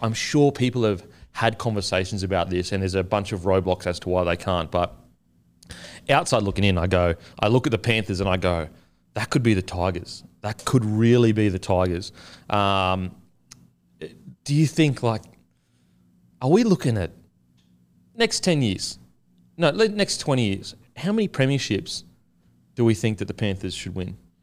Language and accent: English; Queensland, Australia; I'm a Queenslander